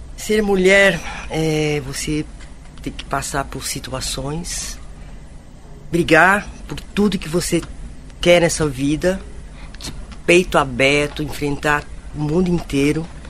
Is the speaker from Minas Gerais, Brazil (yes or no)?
yes; Minas Gerais, Brazil; venho de Minas